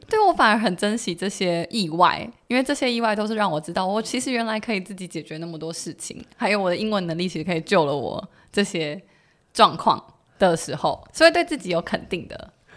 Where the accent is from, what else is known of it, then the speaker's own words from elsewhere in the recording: Taiwan; 我们台湾人